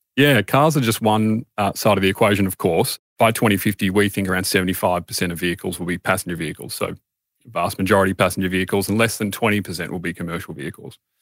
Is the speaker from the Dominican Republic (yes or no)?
no; Australia